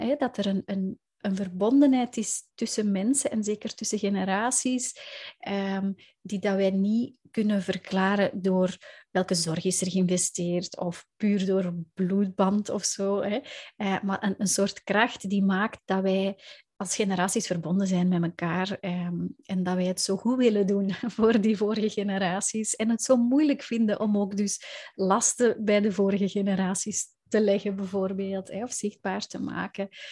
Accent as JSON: {"language": "Dutch", "country": "Belgium", "said": "ik kom inderdaad uit België"}